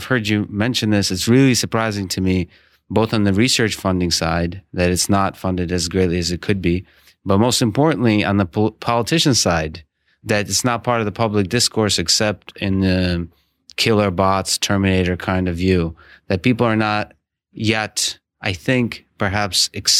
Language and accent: English; Russia; I come from the Russia, from the Soviet Union